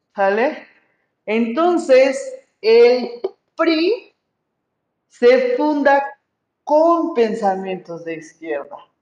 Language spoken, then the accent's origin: Spanish; Mexico; soy puro mexicano